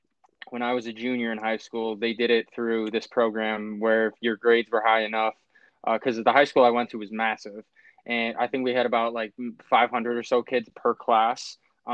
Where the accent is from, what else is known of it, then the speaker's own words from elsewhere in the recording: Buffalo, New York, United States; we're from Buffalo, New York.